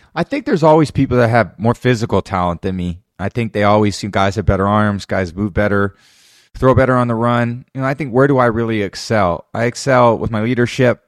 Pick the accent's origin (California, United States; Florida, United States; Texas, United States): California, United States; Bay Area; growing up in the Bay Area, watching the Niners